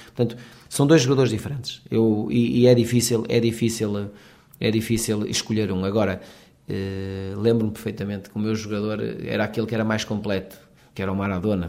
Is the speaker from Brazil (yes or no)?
no; Portugal